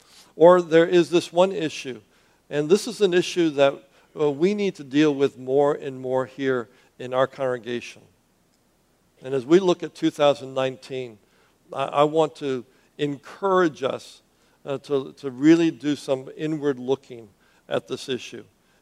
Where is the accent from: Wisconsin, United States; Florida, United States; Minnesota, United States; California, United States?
Florida, United States; Miami; now in Southwest Florida, United States; But that's not where I came from. You know, I came from Miami. And Miami, the Anglo community is the minority.